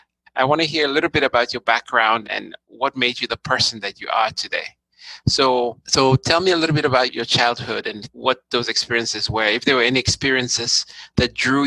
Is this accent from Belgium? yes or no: no; Nigeria; As you know, I grew up in Nigeria